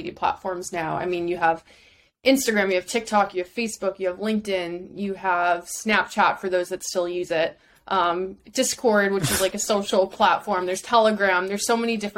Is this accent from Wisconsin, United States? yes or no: no; Chicago, Illinois, United States; moved away as an adult; now in New York, United States; Born and raised in Chicago